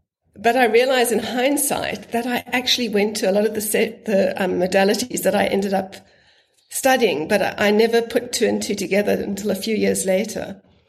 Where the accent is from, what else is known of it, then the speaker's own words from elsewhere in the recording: Zimbabwe; born there; I was born in Zimbabwe, and he'd always spoken about his trips to Minor, but I'd never gone.